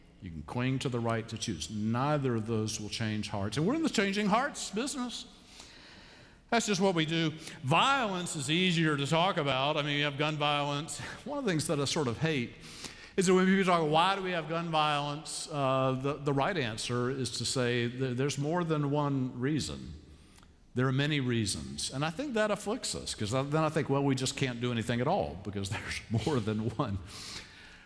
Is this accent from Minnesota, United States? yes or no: no; Columbia, South Carolina, United States; also born or lived in Savannah, Georgia; now in Charlotte, United States; I grew up in Savannah, Georgia, and then I grew up in Columbia, South Carolina in the 50s.